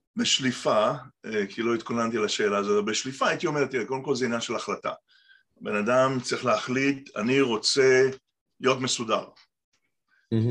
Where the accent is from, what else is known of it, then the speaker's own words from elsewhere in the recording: Tel Aviv, Tel Aviv District, Israel; moved away as an adult; also born or lived in Petah Tikva / Kibbutz Shamir; now in Montclair, United States; נולדתי בארץ, בפתח תקווה, גדלתי בתל אביב, גבעתיים.